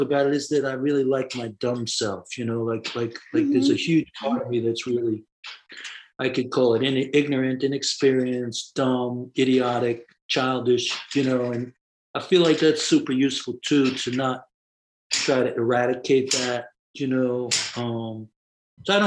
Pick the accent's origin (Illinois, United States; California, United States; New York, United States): New York, United States; New York City; As a kid, I grew up in the Bronx, and I grew up in an Irish Catholic neighborhood